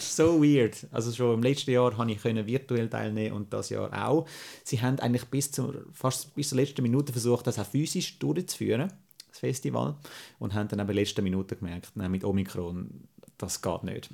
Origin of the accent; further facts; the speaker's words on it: Switzerland; als Schweizer